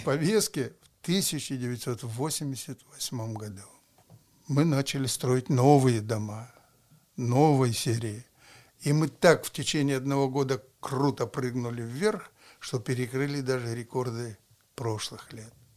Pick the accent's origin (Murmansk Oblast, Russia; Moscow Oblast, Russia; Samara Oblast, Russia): Murmansk Oblast, Russia; Murmansk; Когда я родился, то здесь в Мурманске